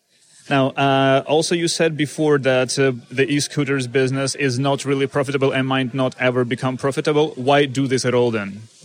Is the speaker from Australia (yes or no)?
no; Ukraine; I'm Ukrainian myself